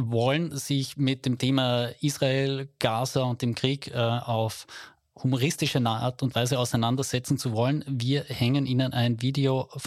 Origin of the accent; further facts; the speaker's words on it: Carinthia, Austria; kann aber sein, dass ich im unteren Teil von Kärnten sozialisiert bin.